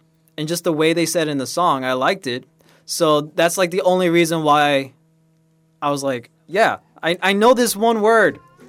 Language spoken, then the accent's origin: English; Miami, Florida, United States; Oh man, for Miami itself is just a lot of reggaeton and stuff like that, right?